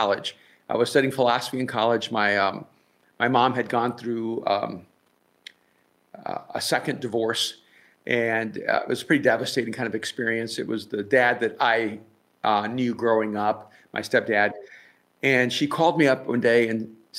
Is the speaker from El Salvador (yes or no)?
yes; El Salvador; now in Los Angeles, United States; I'm from El Salvador, so pretty much everyone from El Salvador begins Roman Catholic.